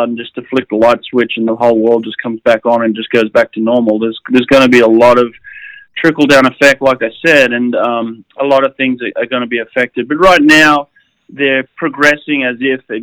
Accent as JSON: {"language": "English", "town": "Sydney", "region": "New South Wales", "country": "Australia", "tie": "born or raised there", "said": "I grew up near Maroubra Beach and spent a lot of time in the ocean"}